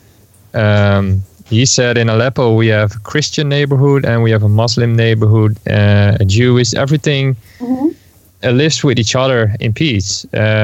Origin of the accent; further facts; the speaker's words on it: Netherlands; I'm from the Netherlands.